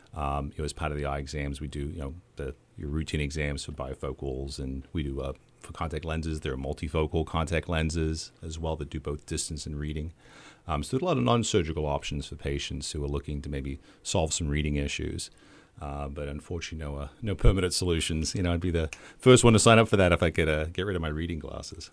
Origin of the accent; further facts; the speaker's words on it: Australia; moved away as an adult; also born or lived in Chicago; now in Clinton, United States; my hometown in Australia where I grew up